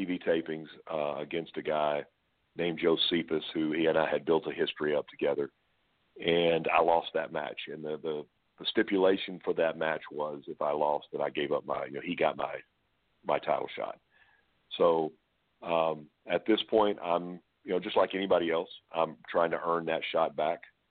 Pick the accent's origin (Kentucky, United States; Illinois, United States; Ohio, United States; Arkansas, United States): Arkansas, United States; Pine Bluff; growing up where I grew up in Pine Bluff, Arkansas